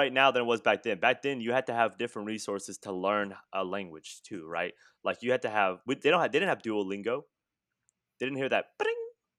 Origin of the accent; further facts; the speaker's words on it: Louisiana, United States; My great-grandpa, so I'm from South Louisiana, and my great-grandpa, he was a French Cajun.